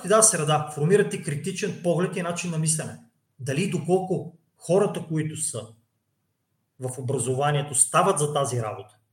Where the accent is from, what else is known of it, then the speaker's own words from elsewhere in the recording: Cherven Bryag, Pleven Province, Bulgaria; moved away; аз съм от Червен бряг. Червен бряг също не е голям град.